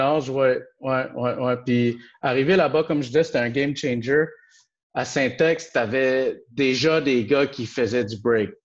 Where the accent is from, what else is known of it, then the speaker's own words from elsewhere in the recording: Montreal, Quebec, Canada; je suis comme vraiment un vrai, de vrai Montréalais. J'ai grandi un peu dans tous les quartiers.